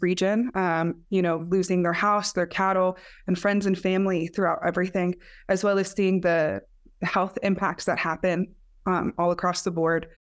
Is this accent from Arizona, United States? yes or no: yes; Black Mesa, Arizona, United States; And I'm from Black Mesa, it's where I was born, raised.